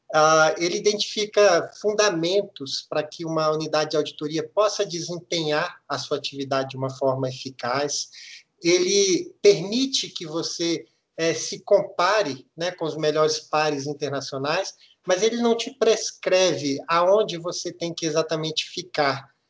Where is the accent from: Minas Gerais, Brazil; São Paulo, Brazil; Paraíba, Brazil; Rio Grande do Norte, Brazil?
Minas Gerais, Brazil; moved away; Eu sou mineiro, nascido e criado aí em Minas